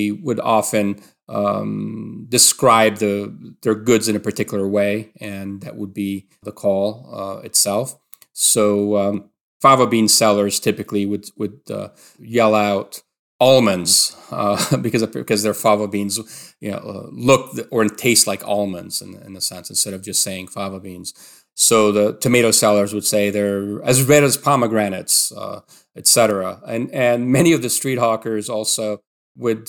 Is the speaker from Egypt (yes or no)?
yes; Alexandria Governorate, Egypt; growing up in Alexandria